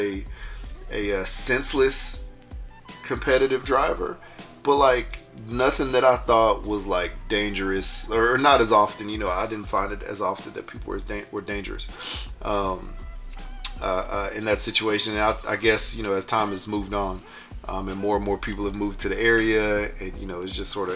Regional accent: Houston, Texas, United States; I grew up in Houston, Texas

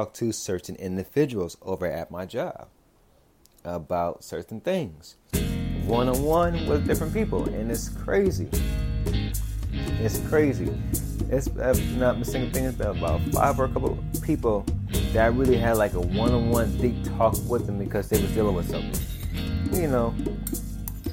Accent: Los Angeles, California, United States; I'm from South Central Los Angeles

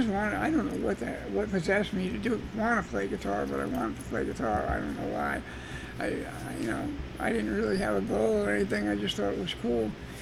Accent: Albany, New York, United States; also born or lived in Georgia; I was born in Albany, New York.

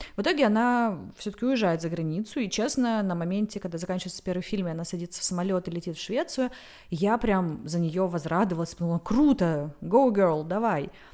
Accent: the South, South of Russia, Russia; moved away as an adult; now in Saint Petersburg, Russia; я просто южанка

